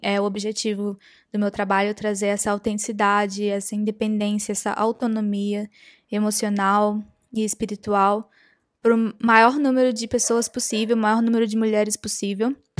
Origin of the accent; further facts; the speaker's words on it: interior of Minas Gerais, Brazil; moved away as an adult; also born or lived in New York; eu sou do interior de Minas Gerais